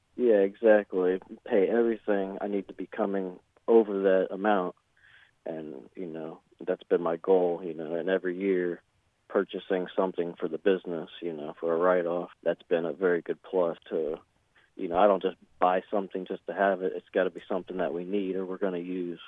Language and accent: English; Ormond Beach, Florida, United States; born and raised in Ormond Beach, which is in Volusia County, Florida